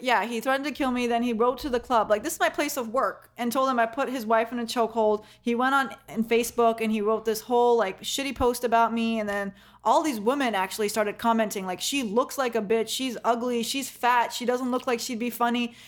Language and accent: English; Kenya; I'm not even from the Middle East. I'm from Kenya